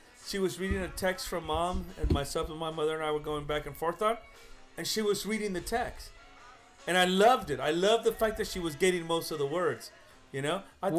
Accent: Los Angeles, California, United States; I was born in East LA and she was actually born in her home country, it should be the other way around. And I know that I speak Spanish pretty well.

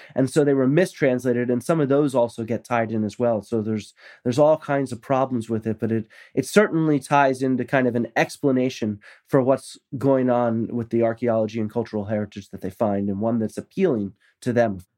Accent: United States; I'm American

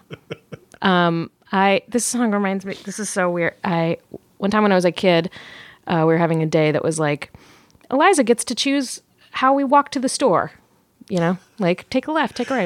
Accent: Virginia, United States; moved away as an adult; also born or lived in New York / London; now in Los Angeles, United States; originally Virginia

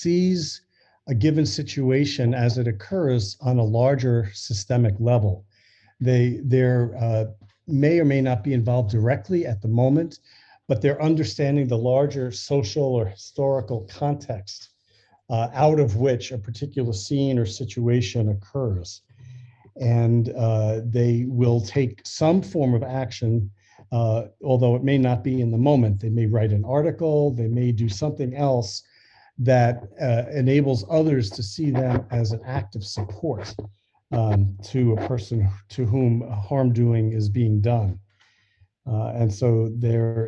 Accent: West Central Massachusetts, United States; born or raised there

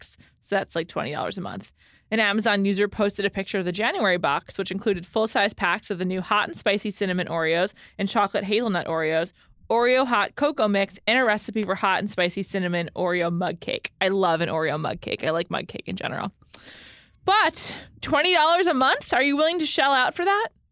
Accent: New York, United States; now in Los Angeles, United States; growing up in New York.

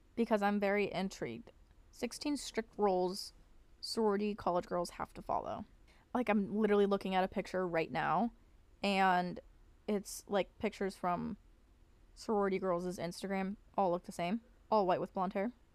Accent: Pennsylvania, United States; my hometown, like, it, which is in, like, P

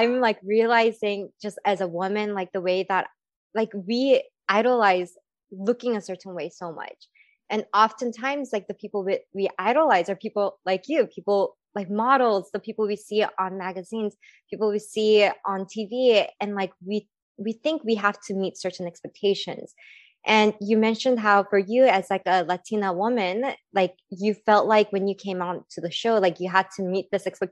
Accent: California, United States; I grew up in California.

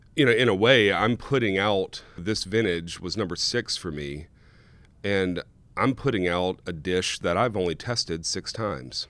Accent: South Louisiana, United States; now in Oregon, United States; I grew up in South Louisiana.

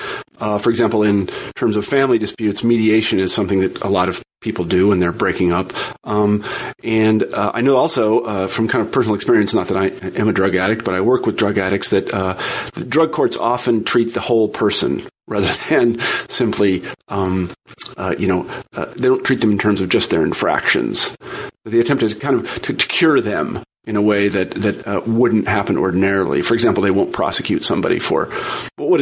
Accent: Kansas, United States; moved away; my birth family. We were from Kansas, and I don't think anybody lives in Kansas anymore

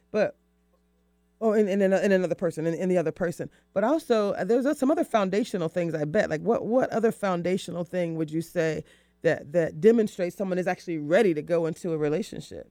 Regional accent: the South, United States; I'm from, I'm from the South

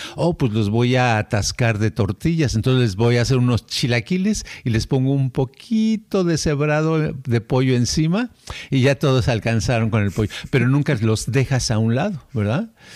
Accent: Mexico; moved away; como somos mexicanos

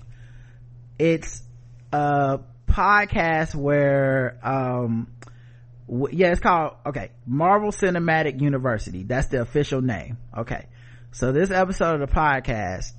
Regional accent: the South, United States; I'm from the South

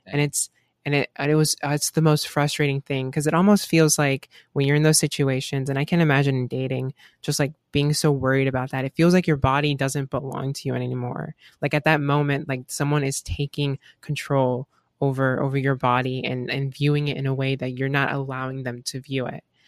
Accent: Gainesville, Florida, United States; I'm from Gainesville, Florida. I live, and I've been living in Florida for almost my entire life

